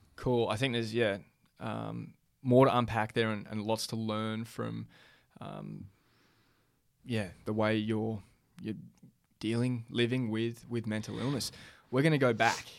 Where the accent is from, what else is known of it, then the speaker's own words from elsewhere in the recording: Australia; growing up in Australia